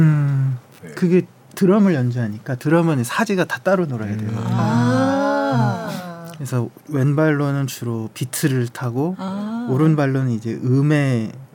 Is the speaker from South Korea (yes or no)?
yes; South Korea; 제가 한국인이라서